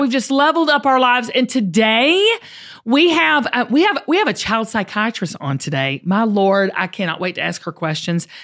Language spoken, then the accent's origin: English; the South, United States; I grew up in the South